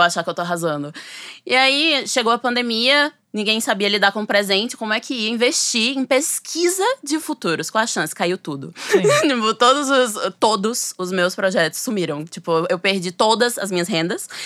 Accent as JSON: {"language": "Portuguese", "region": "Sergipe", "country": "Brazil", "moved": "as an adult", "lives_now": "São Paulo, Brazil", "said": "eu sou sergipana, mas eu moro em São Paulo desde que eu, eu fui estudar, né, na USP"}